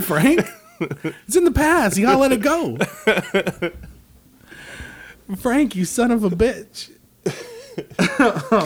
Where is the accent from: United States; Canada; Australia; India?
Canada; Canadian over here